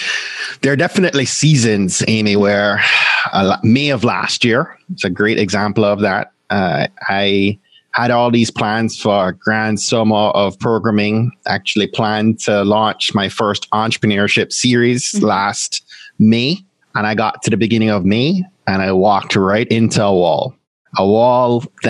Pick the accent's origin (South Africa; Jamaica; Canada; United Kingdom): Jamaica; And then there's me being a Jamaican and adding two more jobs to that.